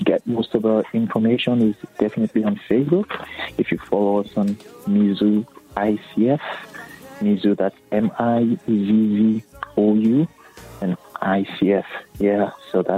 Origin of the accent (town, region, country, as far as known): Nigeria; now in Columbia, United States